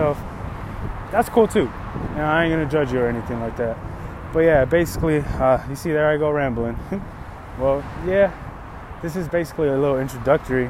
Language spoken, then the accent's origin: English; Los Angeles, California, United States; I was born in Van Nuys, California. But I come from Latin and Chicano heritage